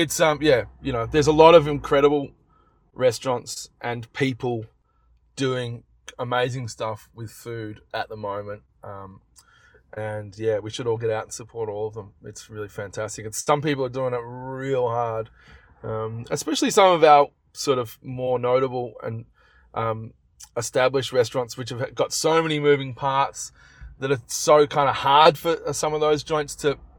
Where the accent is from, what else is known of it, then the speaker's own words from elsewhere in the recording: Melbourne, Victoria, Australia; in Melbourne, in my hometown